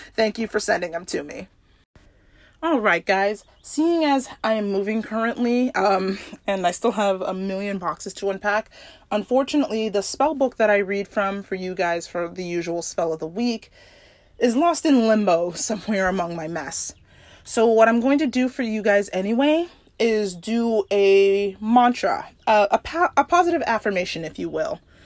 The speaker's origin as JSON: {"language": "English", "area": "Oahu", "region": "Hawaii", "country": "United States", "tie": "born or raised there", "said": "I grew up on Oahu."}